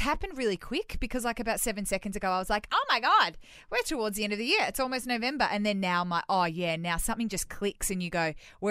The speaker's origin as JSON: {"language": "English", "town": "Melbourne", "region": "Victoria", "country": "Australia", "moved": "yes", "lives_now": "Sydney, Australia", "said": "we're originally both from Melbourne."}